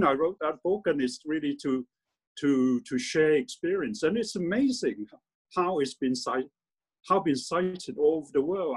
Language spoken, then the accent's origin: English; Hong Kong; moved away as an adult; also born or lived in London; I was born in Hong Kong, and I was. I did my primary and secondary education in Hong Kong.